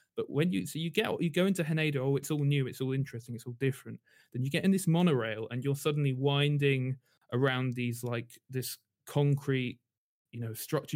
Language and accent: English; London, United Kingdom; also born or lived in Tokyo, Japan; I'm from London, actually, I was born in London